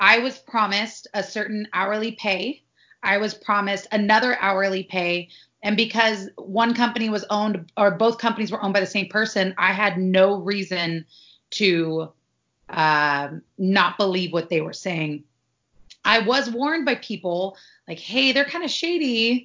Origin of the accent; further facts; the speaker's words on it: Sacramento, California, United States; also born or lived in Santa Barbara / Pasadena; I'm from Sacramento, which is a big city, but traffic is never like how it is in LA.